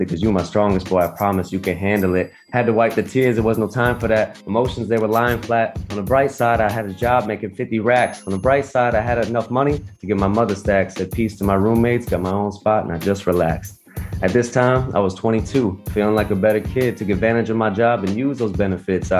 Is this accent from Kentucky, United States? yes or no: no; Port St. Lucie, Florida, United States; I grew up in Florida, a little city called Port St. Lucie